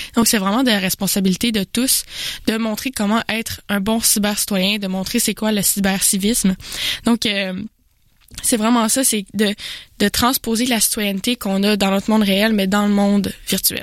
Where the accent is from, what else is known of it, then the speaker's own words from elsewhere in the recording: Jonquière, Quebec, Canada; je viens de Jonquière. Euh, c'est une région